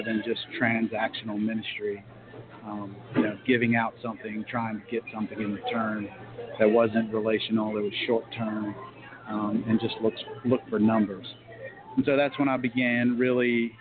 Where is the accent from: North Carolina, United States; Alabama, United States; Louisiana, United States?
North Carolina, United States; Raleigh; moved away as an adult; now in Virginia Beach, United States; I grew up in Raleigh, North Carolina